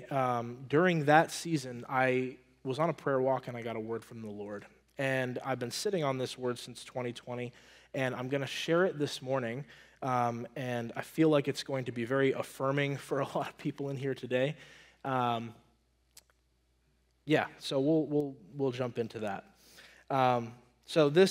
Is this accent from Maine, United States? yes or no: yes; Maine, United States; moved away as an adult; I'm from Maine, and I would say around 2018, my wife and I started looking into, like, man, we just want to, like, I'm from Maine. We want to go back to Maine